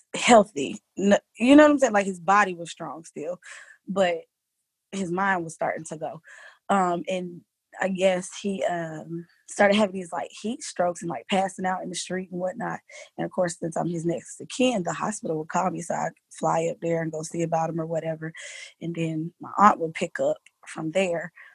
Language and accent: English; Alexandria, Virginia, United States; also born or lived in Lorton, Virginia; now in Georgia, United States; I was born in Alexandria, Virginia